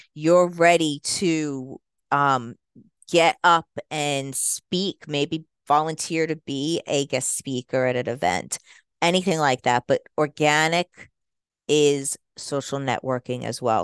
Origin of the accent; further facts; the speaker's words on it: United States; accent: New York mixture; moved away; also born or lived in Jersey Shore, New Jersey / New York; I am a Jersey Shore girl. I'm sure you can hear a little bit of a New York accent, too, 'cause that's where I was born and raised partly, so I have a little bit of a mixture in my accent.